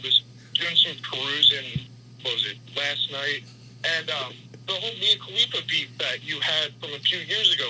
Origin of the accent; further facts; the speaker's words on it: Philadelphia, Pennsylvania, United States; moved away; I'm actually originally from Philly, so moved down here.